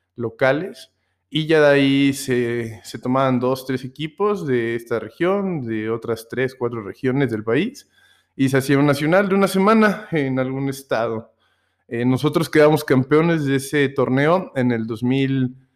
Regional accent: Mexico City, Mexico; now in Puebla, Mexico; soy eh, originario del Distrito Federal, de la ahora Ciudad de México, pero pues ya tengo bastante tiempo aquí en el estado de, Puebla, aquí, eh, aquí radico actualmente

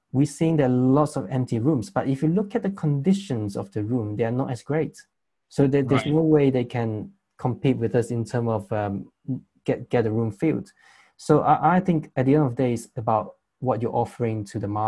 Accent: Malaysia; moved away as an adult; now in United Kingdom; I'm from Malaysia

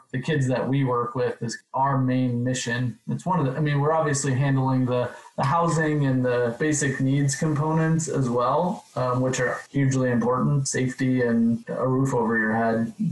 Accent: Wisconsin, United States; I'm from Wisconsin. So it was kind of a natural place to go. Grew up in a really small town.

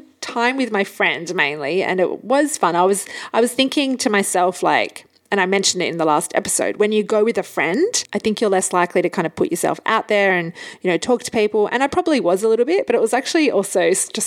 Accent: Hamburg, Germany; moved away; so where were you born? And I said, Hamburg.

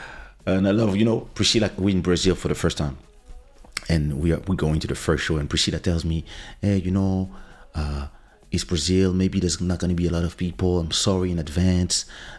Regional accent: DR Congo; born there; I am French. But I was born in Congo, in Zaire.

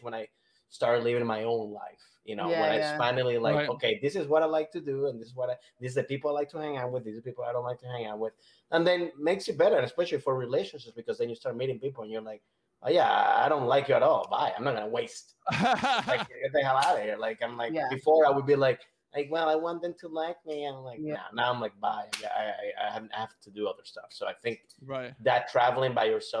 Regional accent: Venezuela; moved away; I grew up in Venezuela

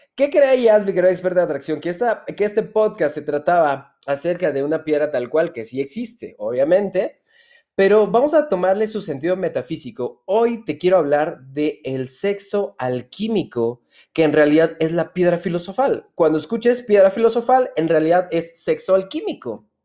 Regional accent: Hidalgo, Mexico; yo nací en Hidalgo?

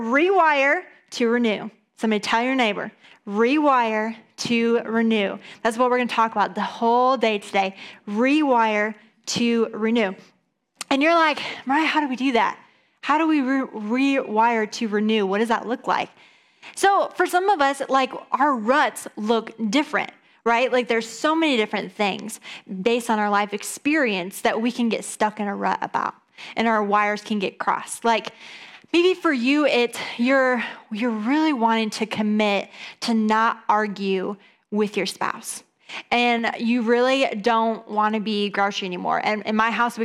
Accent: east side of Michigan, United States; also born or lived in Atlanta, Georgia; now in Grand Rapids, United States; we're originally from the east side of Michigan

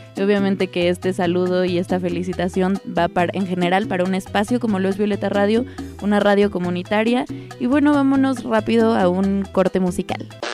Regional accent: Mexico; now in Quebec, Canada; soy mexicana pero vivo en Quebec, Canadá

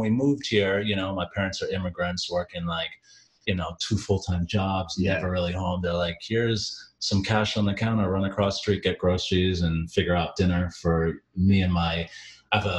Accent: Jamaica; now in United States; I grew up in Jamaica

